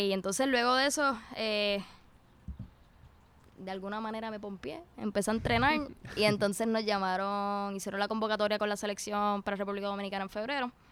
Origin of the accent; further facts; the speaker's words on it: Puerto Rico; por lo menos yo soy bien bien puertorriqueña